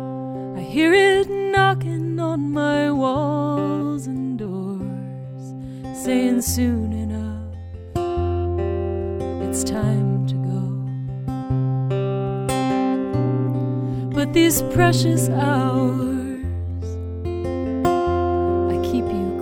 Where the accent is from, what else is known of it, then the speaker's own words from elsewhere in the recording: Newton, Massachusetts, United States; now in Los Angeles, United States; I'm originally from Newton, Mass. I currently live in Los Angeles.